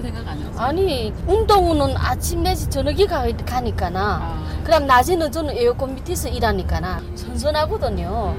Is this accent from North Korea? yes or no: yes; North Korea; born or raised there; moved away as an adult; now in Florida, United States